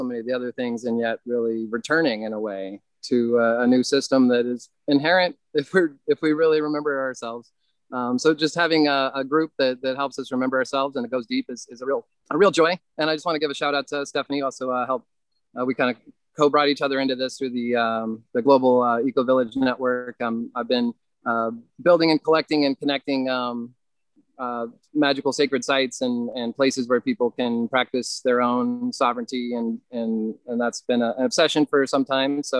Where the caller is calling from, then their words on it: North Carolina, United States; I'm at a 67 acre uh, nature retreat um, and chocolate factory uh, outside of Asheville, North Carolina.